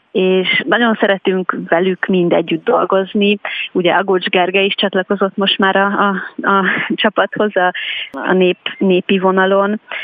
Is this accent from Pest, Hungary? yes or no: yes; Telki, Pest, Hungary; Telkibe, ami egyébként nekem a, a, a szülőfalum, vagy most már városom